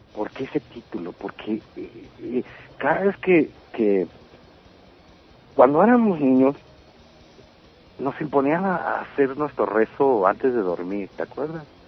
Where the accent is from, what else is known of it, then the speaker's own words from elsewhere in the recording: Baja California, Mexico; moved away as an adult; now in Mexico City, Mexico; como en Baja California mismo. Sí. O sea, mi tierra